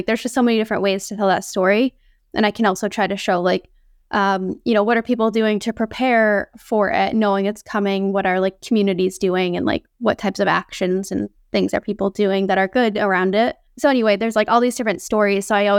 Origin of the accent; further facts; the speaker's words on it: Northeast, United States; I grew up in the Northeast, so I'd never seen that type of landscape or glaciers before.